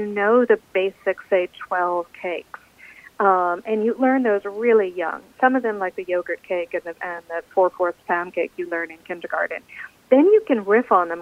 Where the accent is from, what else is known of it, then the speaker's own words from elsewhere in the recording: United States; as an American